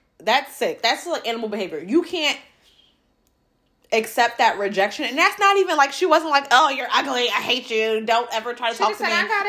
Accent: New York, United States; growing up in New York

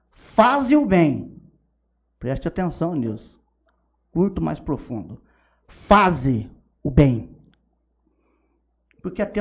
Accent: Rubinéia, São Paulo, Brazil; also born or lived in Pereira Barreto; Mas eu só nasci em Pereira Barreto. Sabe? Há muitos anos que eu não vou lá tal. Mas eu sou de Rubiné de coração. Né? Eu nasci lá, eu vivi lá, né?

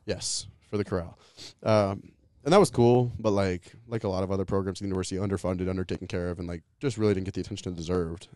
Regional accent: Louisville, Colorado, United States; moved away; I grew up in Louisville, Colorado, um, just outside of Boulder

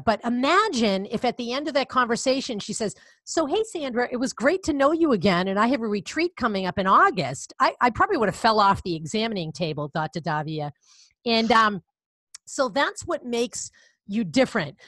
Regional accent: Connecticut, United States; accent: Boston; that's where I am from, with my bad Boston accent

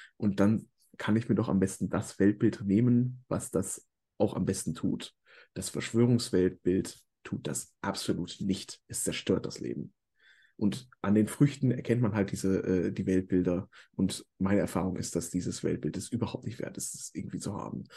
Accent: Ruhr area, North Rhine-Westphalia, Germany; also born or lived in Hamburg; ich komme halt aus dem Ruhrgebiet

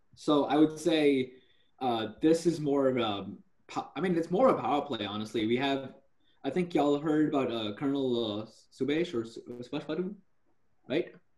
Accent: India; I was born in India

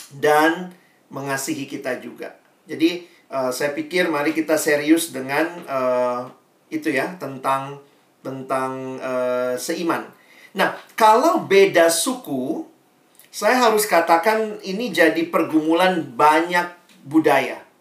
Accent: Makassar, South Sulawesi, Indonesia; Papa saya Ambon asli, mama saya Manado, Tionghoa. Nah, mereka ketemunya di Makassar, makanya saya lahir besar di Makassar.

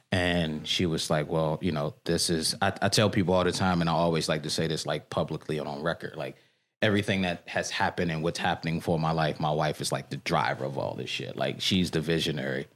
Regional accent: Washington, District of Columbia, United States; moved away as an adult; also born or lived in Bangkok, Thailand; I'm born and raised here. I grew up in Petworth. Spent my entire life here.

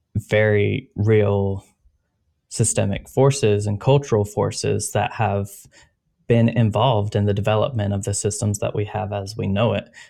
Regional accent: United States

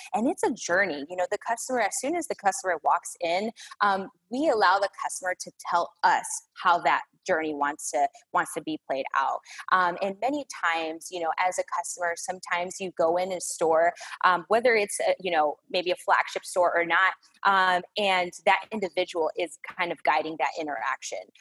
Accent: Chicago, Illinois, United States; moved away as an adult; now in Dallas-Fort Worth, United States; I was born and raised in the Chicagoland area

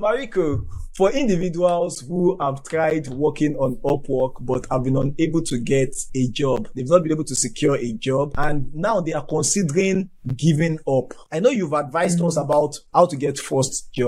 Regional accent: Nigeria; I am from Nigeria.

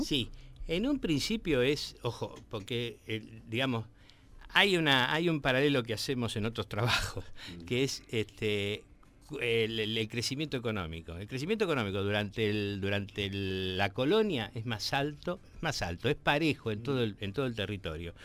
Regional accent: Quilmes, Buenos Aires Province, Argentina; moved away; yo viví en Quilmes, me, una buena parte de mi adolescencia la pasé en Quilmes

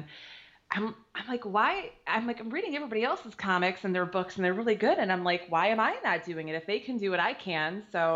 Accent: Detroit, Michigan, United States; now in Wyandotte, United States; I was born and raised in Detroit.

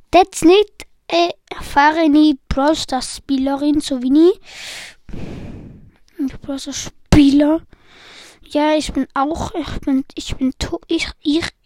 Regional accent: Switzerland; Weil ich bin nicht Deutscher, ich bin Schweizer

